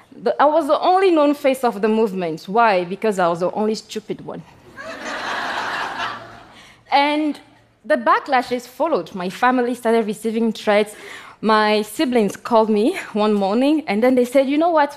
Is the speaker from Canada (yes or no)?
no; Togo; I come from Togo